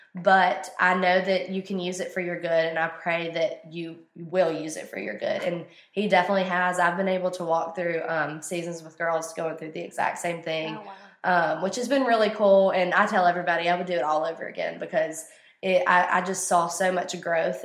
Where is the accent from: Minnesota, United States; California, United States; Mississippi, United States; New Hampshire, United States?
Mississippi, United States; Corinth; moved away as an adult; now in Oxford, United States; I'm from Corinth, Mississippi